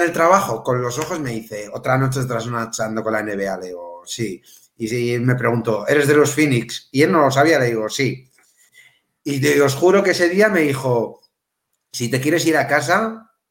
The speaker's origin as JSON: {"language": "Spanish", "region": "Melilla", "country": "Spain", "moved": "yes", "lives_now": "A Coruña, Spain", "said": "yo, yo soy de Melilla"}